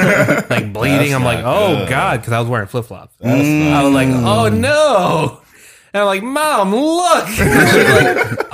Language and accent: English; Philippines; No, I'm Filipino.